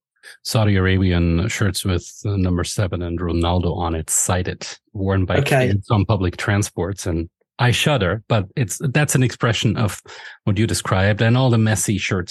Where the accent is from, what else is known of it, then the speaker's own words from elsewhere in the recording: Austria; It's with David Forster, a historian from Vienna in Austria, so my home country.